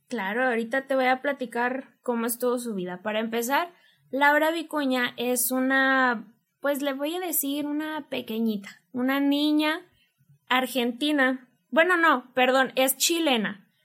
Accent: Monterrey, Nuevo León, Mexico; nosotros somos bien regias de Monterrey.

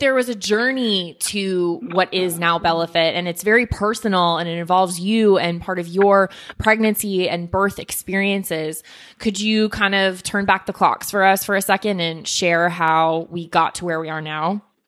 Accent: Weston, Florida, United States; my hometown of Weston, Florida

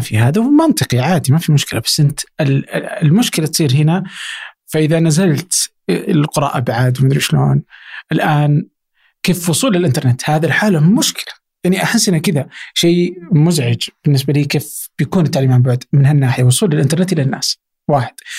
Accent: Abha, Asir, Saudi Arabia; انا مثلا من ابها

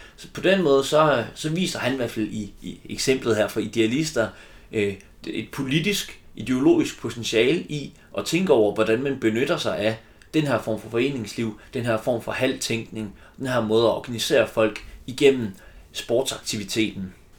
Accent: Silkeborg, Central Denmark Region, Denmark; Jeg er selv fra Silkeborg

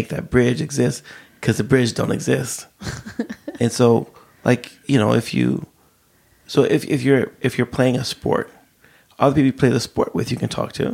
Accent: United States; moved away as an adult; now in Sweden; come in as an immigrant

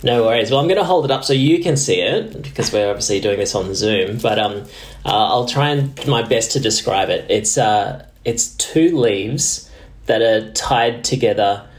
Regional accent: Tamworth, New South Wales, Australia; growing up in Tamworth, which is Gomeroi country, wasn't my own country out there

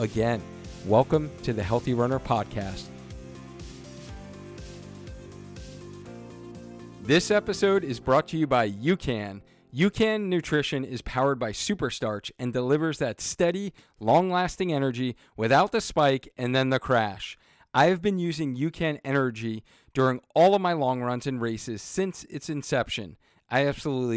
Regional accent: Cheshire, Connecticut, United States; we are the training partner for the Cheshire Half Marathon. So I'm super excited about that, right in my hometown

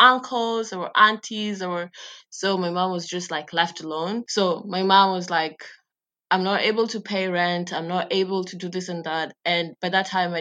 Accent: Nairobi, Kenya; moved away as an adult; also born or lived in Siaya, Kenya / London, United Kingdom; I was raised in Nairobi, but generally from Siaya, Alego

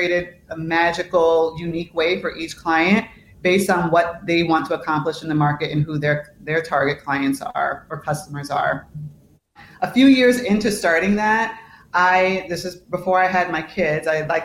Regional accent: New York, United States; moved away as an adult; now in Chicago, United States; I'm from New York originally. I live in Chicago

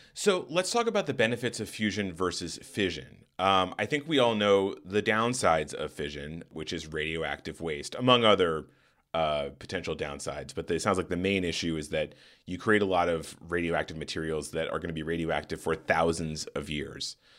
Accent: Tucson, Arizona, United States; I grew up in Tucson, Arizona

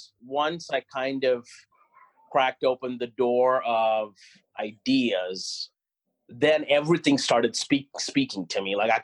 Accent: Oklahoma, United States; a lot of school visits here in my home state of Oklahoma.

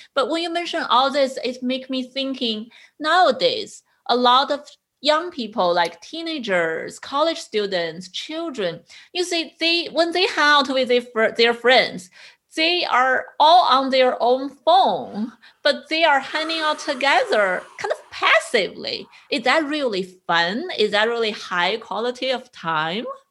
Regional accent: China; also born or lived in East Coast, United States; now in West Coast, United States; I grew up in China

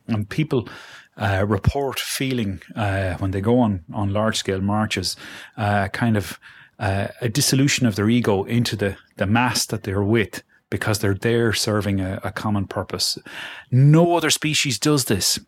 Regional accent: Galway, Connacht, Ireland; now in Dublin, Ireland; Galway, my hometown

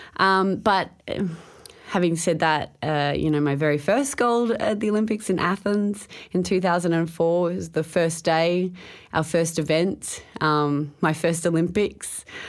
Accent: Townsville, Queensland, Australia; As a kid, I grew up in Townsville

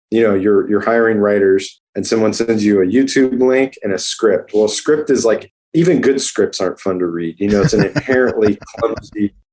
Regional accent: Southwest, United States; now in Los Angeles, United States; we're both from the Southwest, so we we we uh, and weirdly, there's not a ton of people from like New Mexico and Arizona in LA.

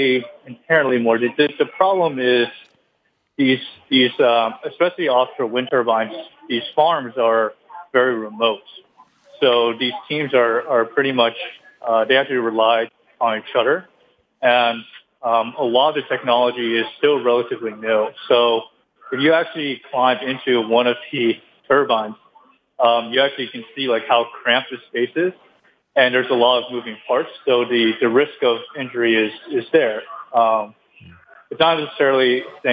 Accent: Boston, Massachusetts, United States; moved away; I'm actually originally from Boston

